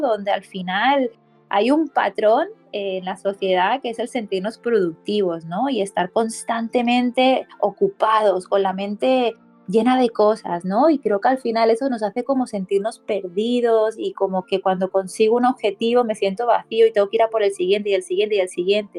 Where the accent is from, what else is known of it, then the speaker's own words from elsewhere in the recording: Barcelona, Catalonia, Spain; coach de bienestar, y soy de Barcelona, España.